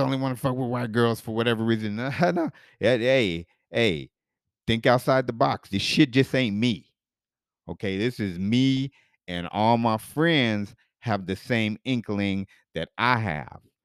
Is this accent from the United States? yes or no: yes; Denver, Colorado, United States; as a kid growing up in Denver where I was the only black kid in my elementary school.